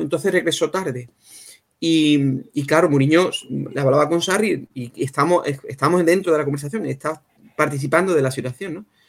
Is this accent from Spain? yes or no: yes; Cádiz, Andalusia, Spain; now in London, United Kingdom; donde yo soy, desde Cádiz